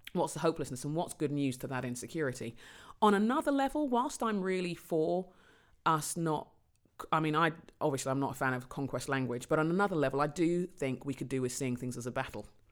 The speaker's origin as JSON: {"language": "English", "region": "London", "country": "United Kingdom", "tie": "born or raised there", "said": "I was born in London. I'm, um, Londoner by birth and conviction"}